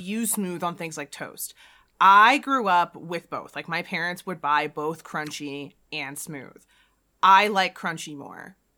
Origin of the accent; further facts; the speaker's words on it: Jamaica; I grew up in a culture, you know, I'm, I'm Jamaican, I'm not East Asian